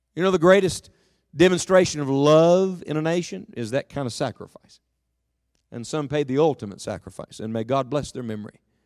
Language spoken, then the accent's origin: English; Beckley, West Virginia, United States; I was from West Virginia, from Beckley